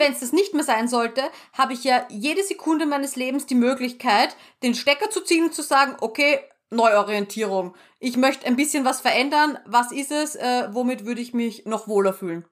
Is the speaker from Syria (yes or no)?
no; Austria; bei uns in Österreich